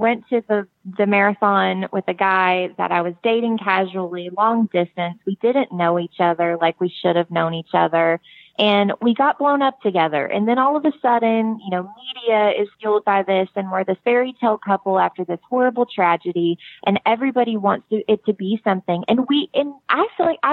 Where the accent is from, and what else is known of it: United States; accent: country